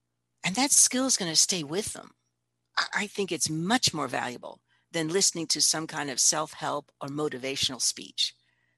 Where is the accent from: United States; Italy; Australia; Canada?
Italy; Palermo, Sicily; I have a book that I've written, a book of stories. And they're all stories of when I grew up in Italy.